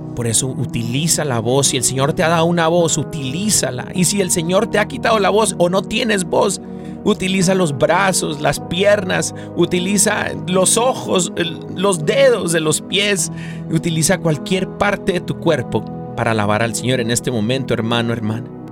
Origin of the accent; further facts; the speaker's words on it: Mexico; quien somos como mexicanos, como cultura